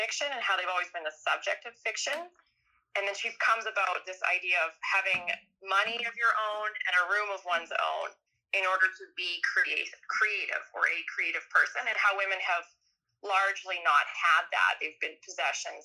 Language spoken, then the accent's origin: English; Saskatchewan, Canada; I'm from Saskatchewan. I was born in a small town